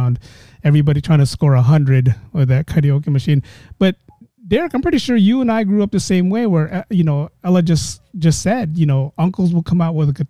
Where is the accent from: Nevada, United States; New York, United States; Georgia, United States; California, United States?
California, United States; San Francisco; also born or lived in Daly City / San Mateo; I grew up in San Francisco, but I spent a lot of times in Daly City